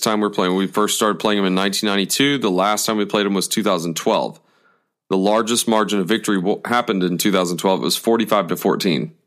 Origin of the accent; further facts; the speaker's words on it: Atlanta, Georgia, United States; I was born and raised in Atlanta.